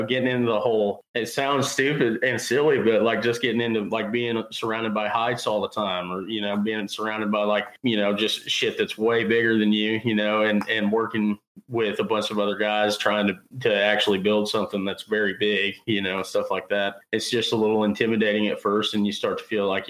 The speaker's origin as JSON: {"language": "English", "town": "Carrollton", "region": "Missouri", "country": "United States", "said": "I'm from Carrollton, Missouri"}